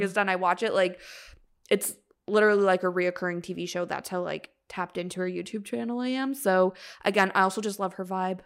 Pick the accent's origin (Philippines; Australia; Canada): Canada; we're Canadian